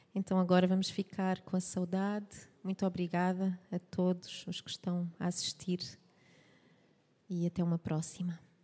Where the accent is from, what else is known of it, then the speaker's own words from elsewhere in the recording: Vila Real de Santo António, Algarve, Portugal; Sou Algarvia, sim, de Vila Real Santo António